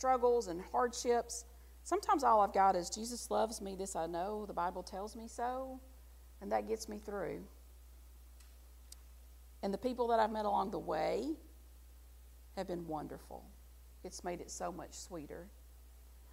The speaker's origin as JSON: {"language": "English", "region": "the South", "country": "United States", "accent": "Southern", "said": "I'm still Southern. All you got to do is listen to me say one sentence and know I'm from the South"}